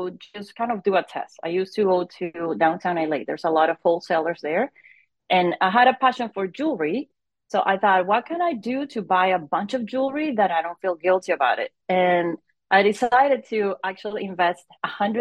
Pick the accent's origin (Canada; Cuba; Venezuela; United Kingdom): Venezuela; moved away as an adult; now in United States; I'm originally from Venezuela. I moved to the US about more than 20 years ago